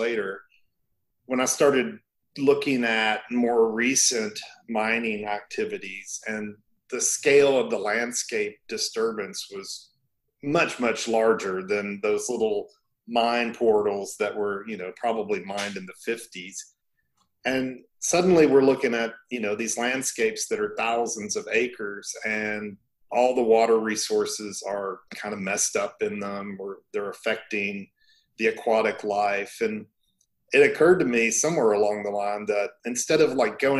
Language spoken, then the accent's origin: English; Kentucky, United States; I grew up in Kentucky and spent a lot of time in the woods